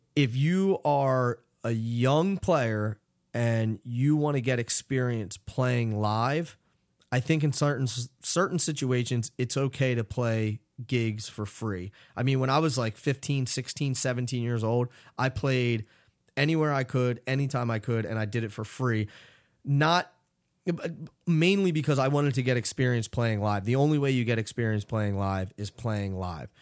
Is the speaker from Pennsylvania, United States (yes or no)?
yes; Philadelphia, Pennsylvania, United States; I grew up in Philadelphia